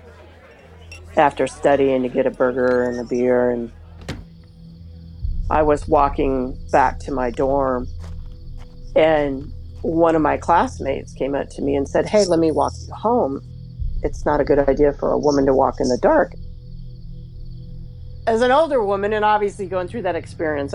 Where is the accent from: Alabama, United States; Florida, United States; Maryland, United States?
Alabama, United States; I was raised in Alabama